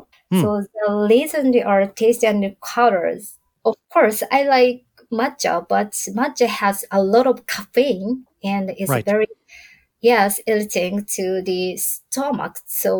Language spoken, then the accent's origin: English; Tokyo, Japan; So I was born and raised in Tokyo